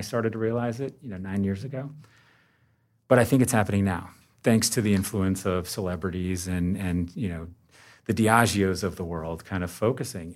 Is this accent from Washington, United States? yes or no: no; Vermont, United States; I grew up in Vermont. Um, I chose to live here and raise my family.